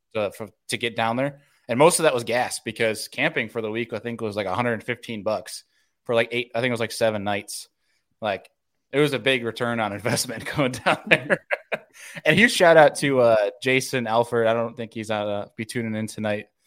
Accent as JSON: {"language": "English", "region": "New Yorker", "country": "United States", "moved": "yes", "said": "being the New Yorker"}